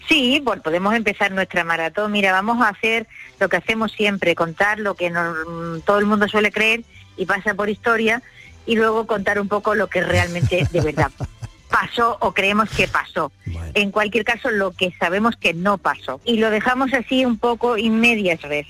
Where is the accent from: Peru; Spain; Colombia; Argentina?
Spain; El Borge, Andalusia; la gente de mi pueblo